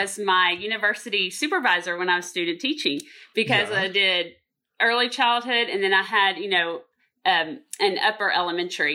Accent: Texas, United States; I'm originally from Texas as well. And I grew up in Texas area

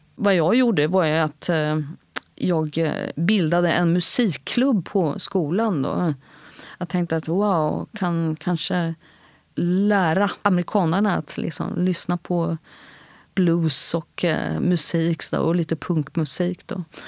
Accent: Sweden; sökte in till scenskolan hemma i Sverige

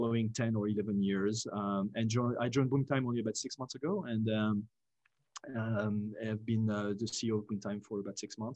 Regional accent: France; English is a second language; moved away as an adult; also born or lived in Paris / United States; I grew up in France, went to business school in the US after college in Paris

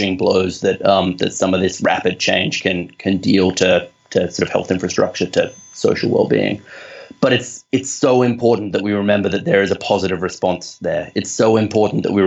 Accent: Australia; accent: Australian; I'm Australian, and I hope my accent conveys that.

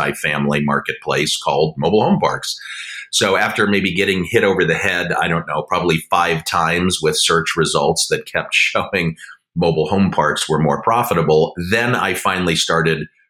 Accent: Denver, Colorado, United States; moved away as an adult; also born or lived in East Coast; now in San Francisco Bay Area, United States; I grew up in Denver, you know, went through public school, went back east for college

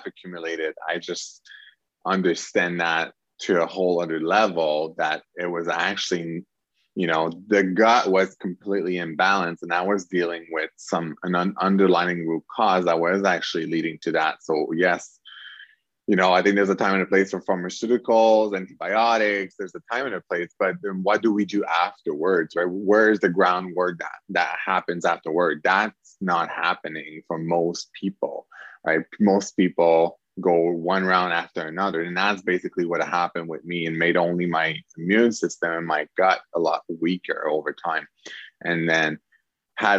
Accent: Quebec, Canada; I come from Quebec, Canada

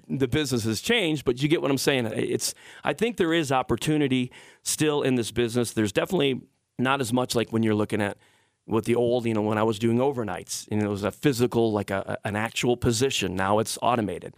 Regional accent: Detroit, Michigan, United States; I'm from Detroit

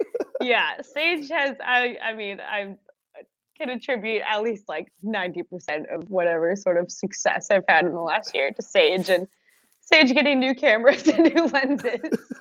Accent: United Kingdom; accent: British; my British accent is a bit Australian.

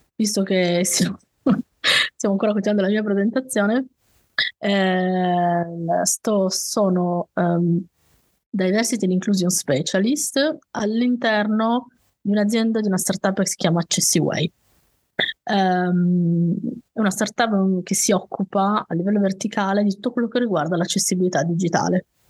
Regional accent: Turin, a valley near the Piedmont mountains, Italy; also born or lived in Saluzzo; sono di Torino, Uh, sono nata a Torino, vissuto, ho vissuto però mm, in, in, una valle vicino diciamo alle montagne alle nostre

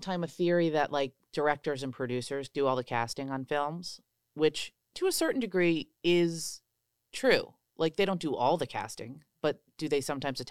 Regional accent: New York City, New York, United States; They wanted nothing to do with this LA person, which suddenly I was like, I'm a New Yorker.

